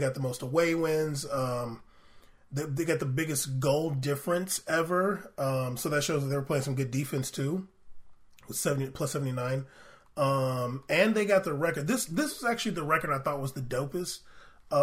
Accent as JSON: {"language": "English", "country": "United States", "said": "because we're American"}